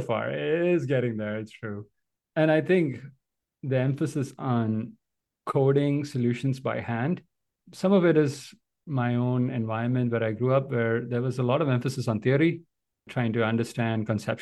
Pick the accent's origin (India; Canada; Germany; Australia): India; moved away; I grew up in India